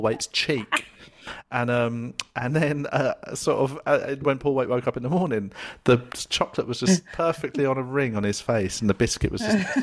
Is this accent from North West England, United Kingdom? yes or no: no; London, United Kingdom; I grew up in the South London working classes